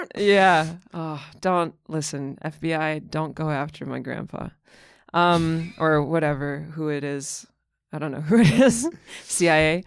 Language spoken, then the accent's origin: English; Moscow, Russia; moved away; also born or lived in Massachusetts; I was born and raised in Moscow, and, uh, it was around the time of the Soviet collapse.